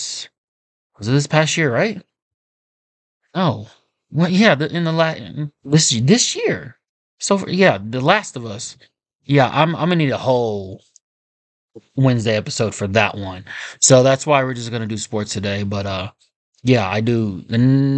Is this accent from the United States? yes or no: yes; Kansas City, United States; I'm from Kansas City. We don't have an NBA team.